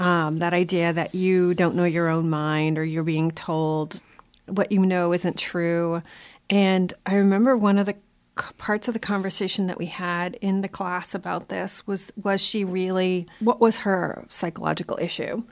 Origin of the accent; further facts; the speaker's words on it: South Shore of Boston, Massachusetts, United States; also born or lived in Malden; I grew up in the South Shore of Boston